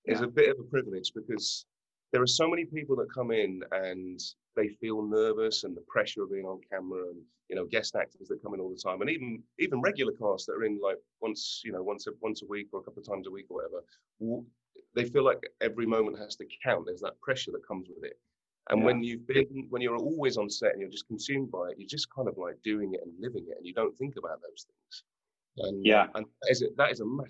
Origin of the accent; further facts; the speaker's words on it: United Kingdom; moved away; As British actors